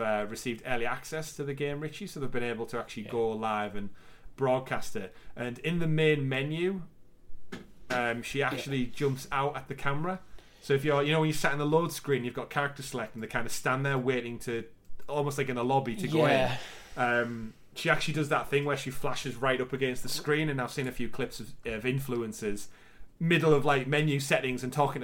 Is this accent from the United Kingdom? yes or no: yes; United Kingdom; we're both British